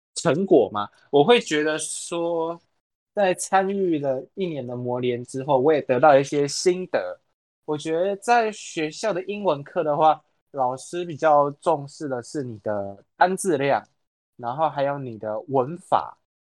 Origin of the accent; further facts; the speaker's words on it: Taiwan; 我们台湾人